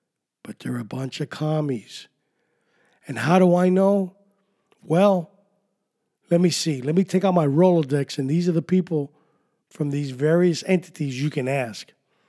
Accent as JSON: {"language": "English", "town": "New York City", "region": "New York", "country": "United States", "tie": "born or raised there", "accent": "New York", "said": "When I was growing up in New York City"}